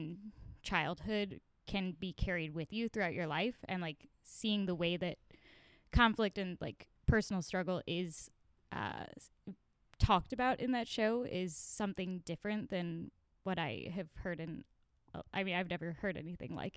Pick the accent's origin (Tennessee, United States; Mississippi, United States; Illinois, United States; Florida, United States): Florida, United States; now in Oregon, United States; I'm writing a creative thesis focusing on growing up in Florida.